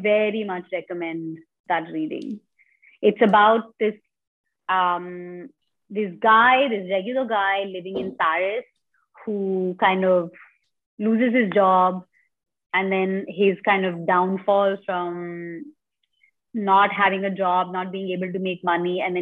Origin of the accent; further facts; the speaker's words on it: India; I grew up in India